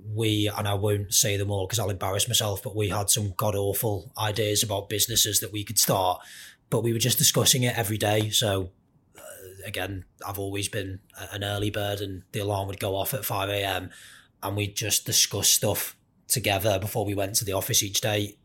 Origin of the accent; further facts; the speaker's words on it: Merseyside, North West England, United Kingdom; I grew up very much wanting to be a professional footballer, like pretty much everyone else growing up in Merseyside